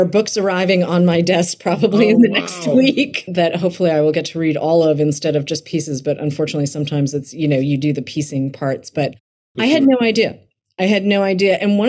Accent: Massachusetts, United States; Growing up in Massachusetts

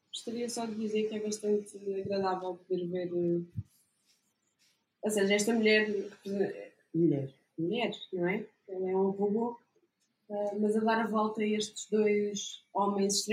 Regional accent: Oeiras, Lisbon, Portugal; Eu cresci em Oeiras

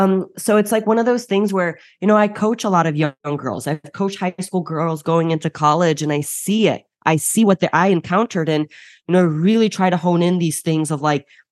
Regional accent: Chicago, Illinois, United States; I am first generation Bulgarian, born and raised in Chicago. And so my entire family is overseas currently. Now I'm the lone wolf.

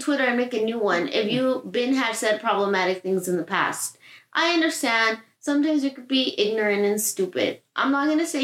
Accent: Southern California, United States; you grow up in Southern California and you're Latino

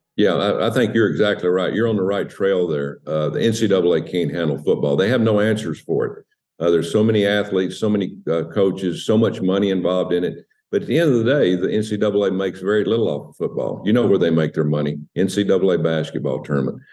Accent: United States; I'm an American.

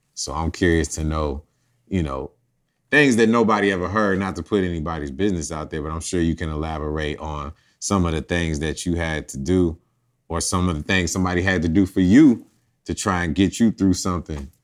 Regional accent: College Park, Georgia, United States; also born or lived in Champaign, Illinois; moved here at an early age. And, you know, it was all about College Park

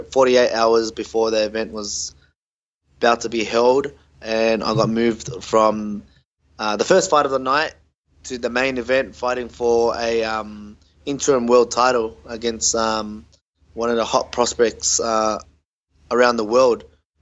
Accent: Australia; I was born in Australia, so we're all my other siblings, being my brother and my older sister and younger sister. But growing up in Australia, look, we grew up the Aussie way, you know. We were Aussie kids.

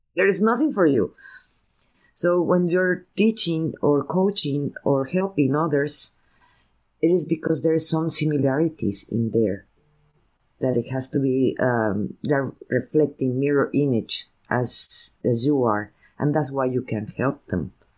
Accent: Veracruz, Mexico; now in United States; my parents are from San Antonio, Texas, I was raised in Veracruz, Mexico

